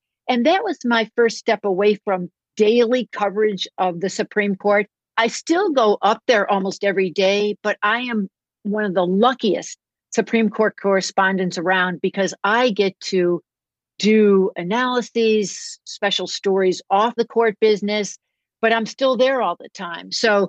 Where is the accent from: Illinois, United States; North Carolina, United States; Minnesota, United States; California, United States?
Illinois, United States; Chicago; moved away as an adult; also born or lived in Wisconsin; now in Washington, D.C., United States; I come from the South Side of Chicago. I'm half Croatian, half Irish, from the South Side of Chicago. Grew up there